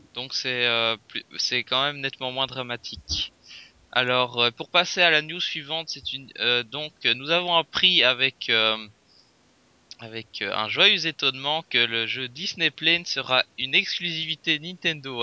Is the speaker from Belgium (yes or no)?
yes; Belgium; je viens de Belgique